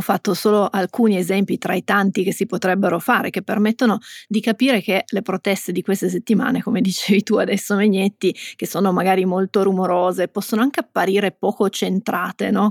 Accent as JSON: {"language": "Italian", "region": "Piedmont", "country": "Italy", "said": "siamo piemontesi"}